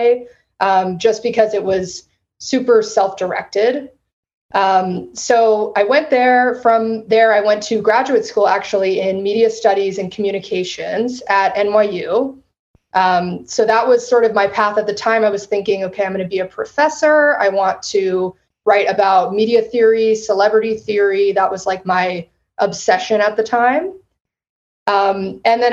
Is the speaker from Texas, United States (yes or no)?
yes; San Antonio, Texas, United States; also born or lived in Western Massachusetts / Austin, Texas; I grew up in San Antonio